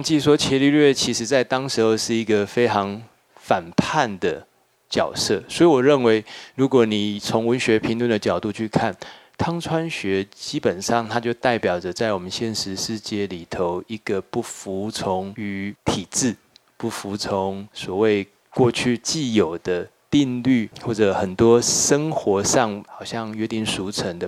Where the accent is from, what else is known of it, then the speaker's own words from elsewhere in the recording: Taiwan; 我们作为一个台湾人，我们也应该要读这本书